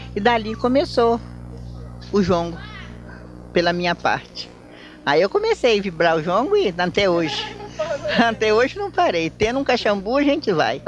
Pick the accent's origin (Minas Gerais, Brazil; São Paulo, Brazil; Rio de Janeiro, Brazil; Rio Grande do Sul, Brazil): Rio de Janeiro, Brazil; Piraí; Sou nascida em Arrozal de Piraí, 1912